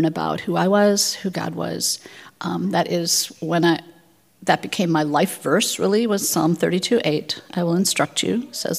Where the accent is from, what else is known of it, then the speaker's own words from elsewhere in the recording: Twin Cities, Minnesota, United States; also born or lived in South Africa; I grew up here in the Twin Cities